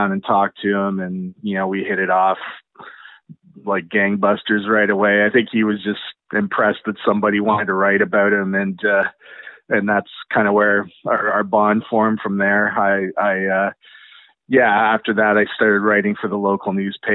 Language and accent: English; Kitchener, Ontario, Canada; we're both from Kitchener-Waterloo